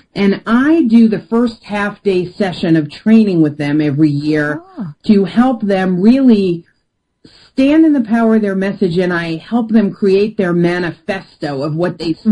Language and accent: English; New York, United States; I'm from New York and I'm direct.